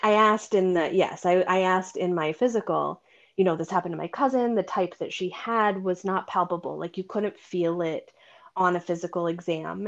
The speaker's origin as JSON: {"language": "English", "region": "Vermont", "country": "United States", "tie": "born or raised there", "also_born_or_lived": "Boston area", "moved": "yes", "lives_now": "Boston, United States", "said": "I grew up in Vermont and my sister and I both live in the area"}